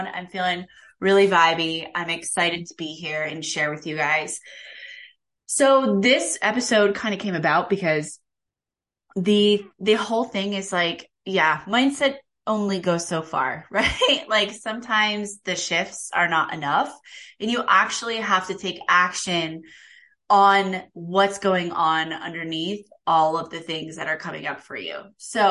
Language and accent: English; Kansas, United States; I grew up in Kansas